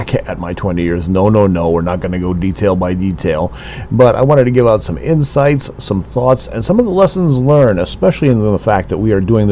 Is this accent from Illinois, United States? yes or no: yes; Chicago, Illinois, United States; born and raised in the Windy City back in the 70s and 80s